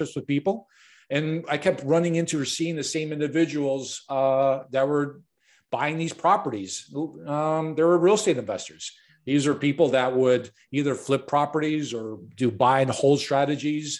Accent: Chicago, Illinois, United States; I was born and raised in Chicago, and I got thrown into the business growing up

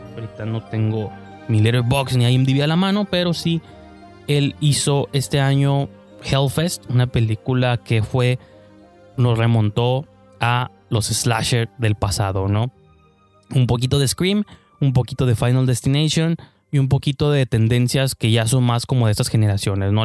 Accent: Mexico

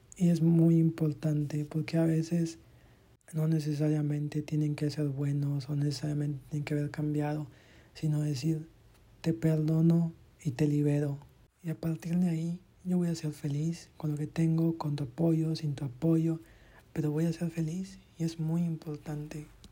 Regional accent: Campeche, Mexico; en Campeche, de donde soy

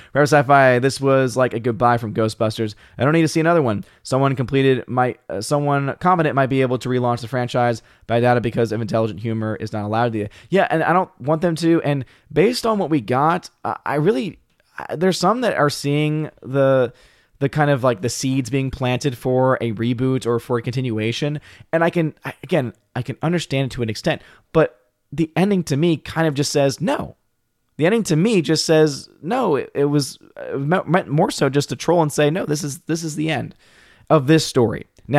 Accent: United Kingdom; As a Brit, I have no interest in the franchise.

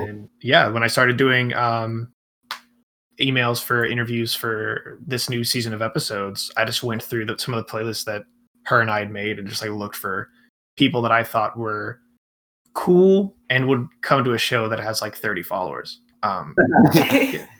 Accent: Atlanta, Georgia, United States; moved away as an adult; now in Orlando, United States; I'm from Atlanta

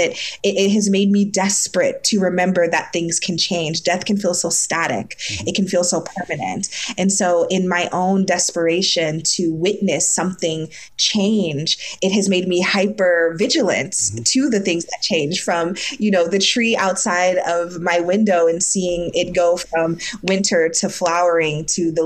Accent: Ohio, United States; now in New York City, United States; I'm from Ohio originally. I'm from the Midwest.

